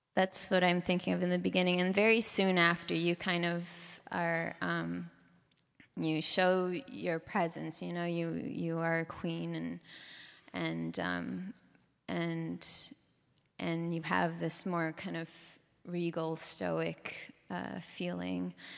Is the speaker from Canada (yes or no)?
yes; Vancouver, British Columbia, Canada; moved away as an adult; now in San Francisco, United States; Vancouver was a great city to grow up in.